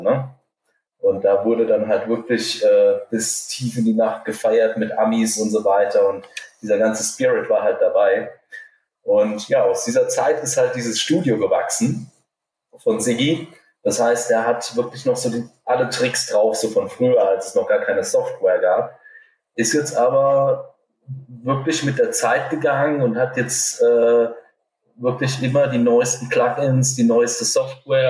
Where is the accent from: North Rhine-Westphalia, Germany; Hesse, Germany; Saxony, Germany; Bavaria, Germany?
Hesse, Germany; als Hesse